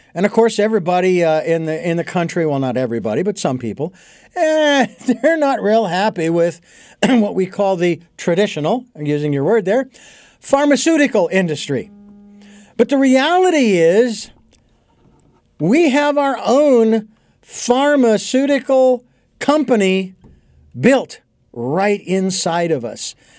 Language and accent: English; Phoenix, Arizona, United States; I was born and raised in Phoenix, Arizona